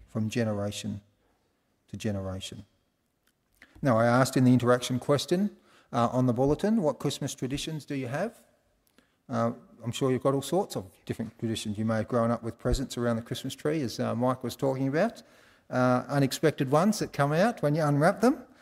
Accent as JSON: {"language": "English", "country": "Australia", "said": "I was from Australia"}